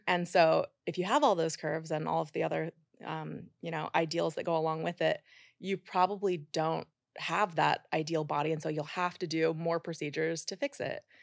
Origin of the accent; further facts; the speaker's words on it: Idaho, United States; moved away as an adult; also born or lived in Utah; now in New York City, United States; I grew up in Idaho